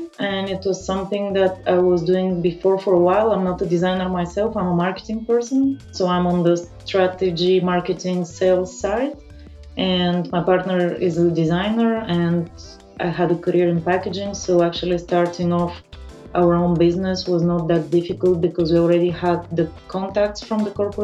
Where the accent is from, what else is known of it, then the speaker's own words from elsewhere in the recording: Bulgaria; moved away; I'm originally from Bulgaria. I grew up there. I left quite early